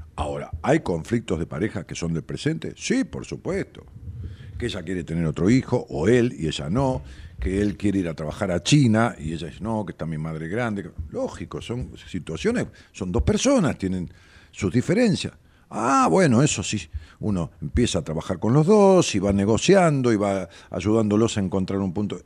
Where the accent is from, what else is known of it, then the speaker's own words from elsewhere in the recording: Ramos Mejía, Buenos Aires Province, Argentina; yo soy de Ramos